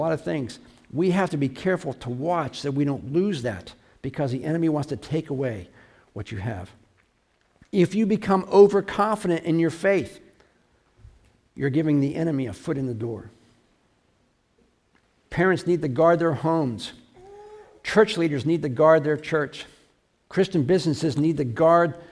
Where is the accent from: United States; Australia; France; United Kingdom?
United States; I'm an American. I'm not a German American. I'm not an Irish American. I'm an American